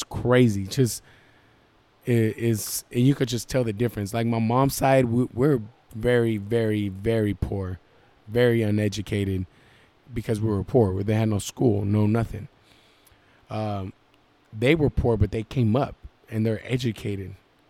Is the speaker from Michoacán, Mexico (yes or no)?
yes; Michoacán, Mexico; also born or lived in Guadalajara; I was born in Guadalajara, but the way I was raised is Michoacan, bro.